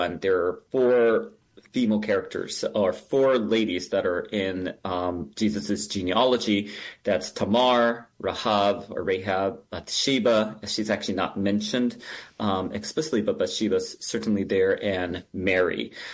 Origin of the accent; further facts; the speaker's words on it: Japan; now in Minnesota, United States; I was actually born and raised in Japan